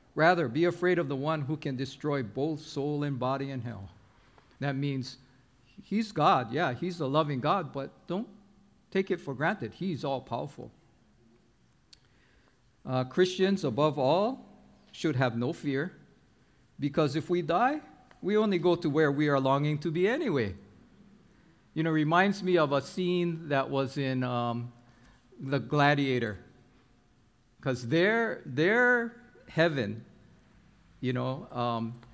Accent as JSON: {"language": "English", "town": "Honolulu", "region": "Hawaii", "country": "United States", "tie": "born or raised there", "said": "when I was growing up in Kaimuki on Oahu, the whole community was together"}